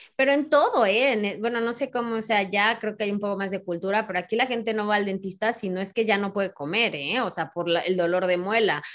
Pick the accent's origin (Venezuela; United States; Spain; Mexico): Mexico; como mexicanos